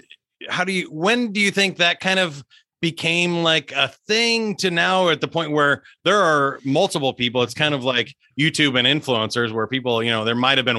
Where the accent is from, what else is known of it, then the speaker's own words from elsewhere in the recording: Kansas City, Missouri, United States; I grew up here in Kansas City as well in the suburbs